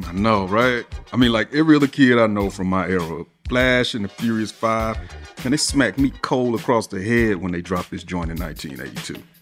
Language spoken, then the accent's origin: English; Atlanta, Georgia, United States; I'm from Atlanta